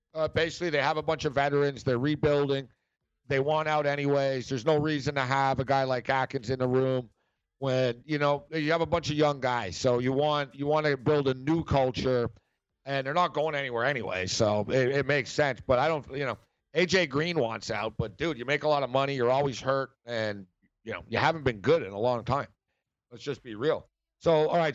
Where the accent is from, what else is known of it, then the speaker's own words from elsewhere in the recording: Montreal, Quebec, Canada; moved away; also born or lived in Los Angeles; I'm from Montreal